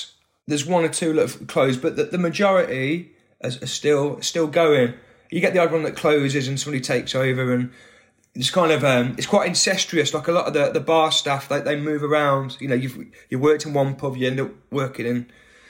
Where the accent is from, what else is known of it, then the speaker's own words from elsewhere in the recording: Atherstone, West Midlands, United Kingdom; Atherstone, yeah. So I was born in Nuneaton. That's the nearest hospital. Same hospital as Ken Loach.